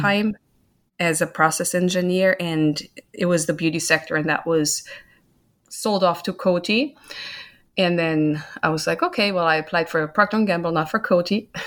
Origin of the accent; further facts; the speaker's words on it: Germany; moved away as an adult; now in United States; I'm originally from Germany, born and grown up there, spent my first twenty-nine years there.